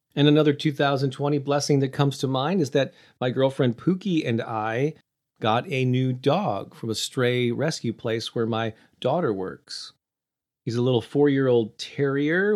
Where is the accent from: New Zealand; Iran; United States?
United States; St. Louis, Missouri; my hometown of Saint Louis